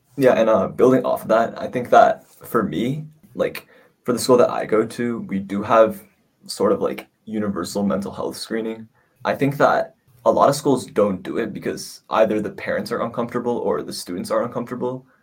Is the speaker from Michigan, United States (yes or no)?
no; New York, United States; I'm from New York